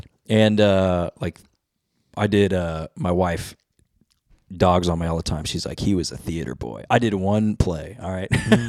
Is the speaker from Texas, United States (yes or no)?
yes; Weatherford, Texas, United States; I grew up in Weatherford, Texas, all my life.